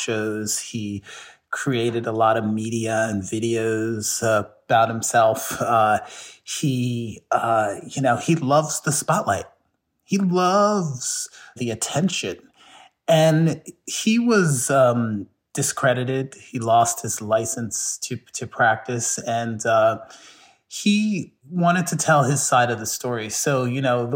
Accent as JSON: {"language": "English", "town": "Philadelphia", "region": "Pennsylvania", "country": "United States", "said": "I came from Philadelphia, but my family originally comes from the South, from Charleston, South Carolina"}